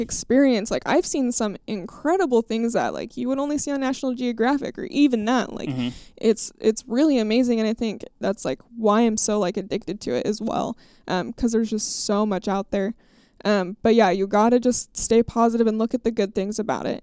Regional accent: Idaho, United States; my home state of Idaho.

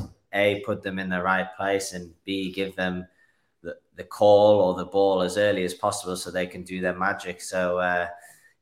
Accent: Newcastle upon Tyne, North East England, United Kingdom; moved away as an adult; now in Utah, United States; Born and bred in Newcastle, also known as the Toon

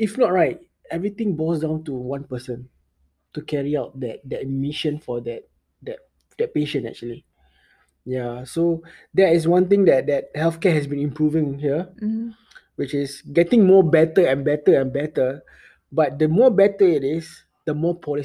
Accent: Singapore; I grew up in Singapore

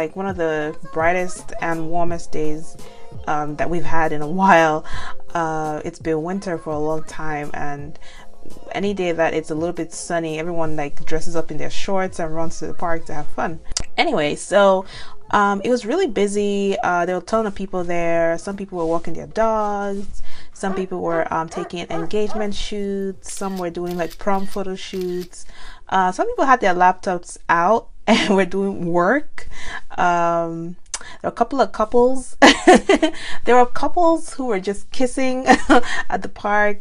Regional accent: Nigeria; now in United States; being Nigerian

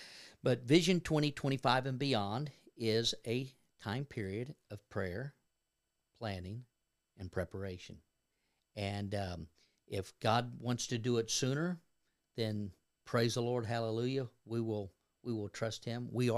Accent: Kentucky, United States; I was raised in Northern Kentucky, so right across the river from Cincinnati, and I'm a Reds fan and a Bengals fan

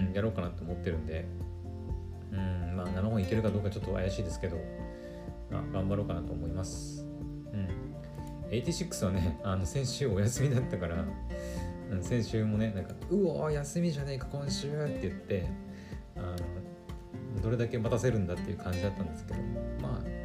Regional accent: Aomori, Japan; 私の故郷青森県

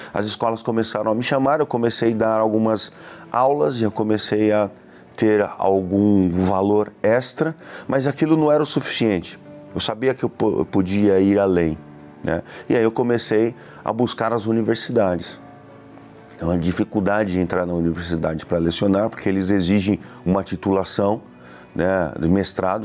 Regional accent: Suzano, São Paulo, Brazil; sou da cidade de Suzano

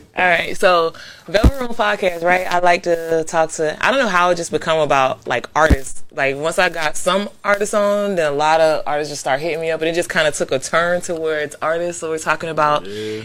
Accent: Florida, United States; I'm a Florida girl. Like I was mm-hmm. born in Florida and everything too

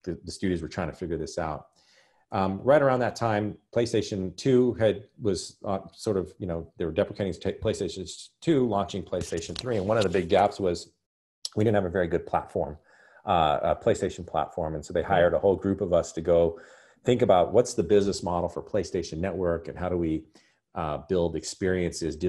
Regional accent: Albuquerque, New Mexico, United States; I was born and raised in Albuquerque, New Mexico, spent all my life there.

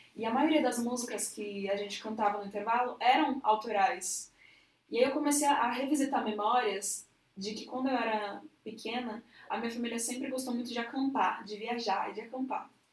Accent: São Paulo, Brazil; also born or lived in Jaraguá, São Paulo; Eu sou de Pirituba City. Mas atualmente estou morando no Jaraguá, que não é muito distante

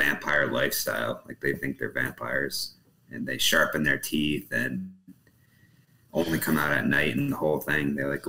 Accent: New England, United States; moved away as an adult; also born or lived in New Hampshire; now in Texas, United States; So I'm actually from New England

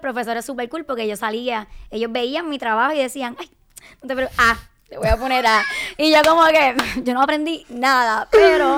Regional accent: Carolina, Puerto Rico; soy de Carolina

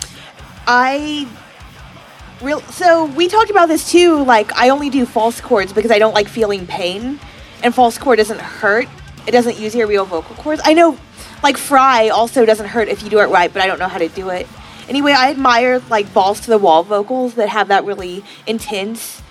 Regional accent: Oklahoma, United States; now in Austin, United States; I'm from Oklahoma

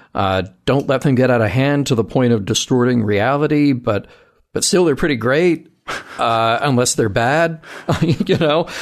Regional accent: the South, United States; you and I both growing up in the South

